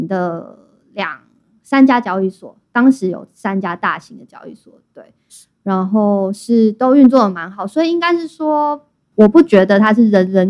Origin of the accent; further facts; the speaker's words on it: Thailand; 包括因为我是泰国人，我在那边就是税就比较高，